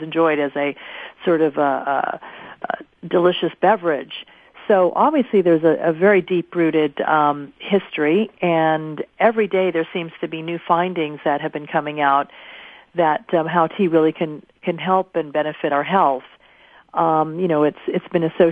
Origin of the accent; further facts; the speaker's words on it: Japan; also born or lived in United States; now in New York City, United States; I pretty much grew up in Japan.